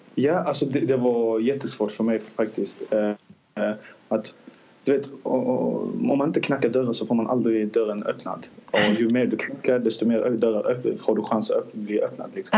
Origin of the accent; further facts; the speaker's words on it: Azerbaijan; Swedish is a second language; now in Sweden; Jag är från Azerbajdzjan. Vi kom till Sverige 2008 som flyktingar